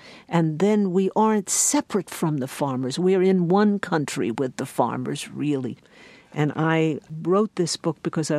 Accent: New York, United States; The takeaway lesson for me, and I am an urban woman, I am a New Yorker, was that we can no longer allow agricultural policy to be made essentially in secret

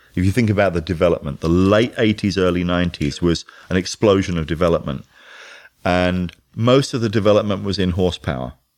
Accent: London, United Kingdom; I'm from London.

